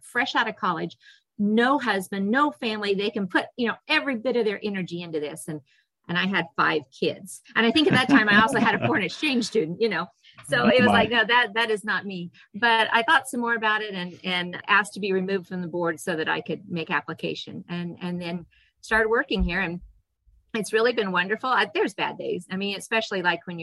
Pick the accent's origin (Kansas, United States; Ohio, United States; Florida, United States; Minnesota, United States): Kansas, United States; Eastern; also born or lived in Hanston, Kansas; now in Hodgeman County, United States; I grew up in Eastern Kansas, went to Kansas State University, met my husband there